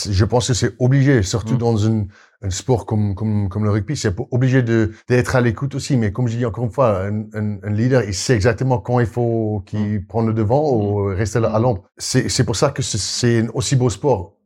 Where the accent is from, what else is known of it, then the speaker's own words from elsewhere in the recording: South Africa; French is a second language; moved away as an adult; also born or lived in Brive, France / Castres, France / Paris region, France; now in France; je suis sud-africain qui, mm. qui est arrivé, donc j'ai pas au début pas compris la culture, je parlais pas français